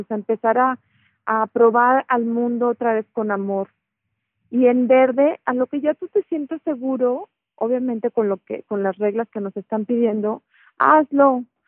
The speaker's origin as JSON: {"language": "Spanish", "country": "Mexico", "said": "somos mexicanos"}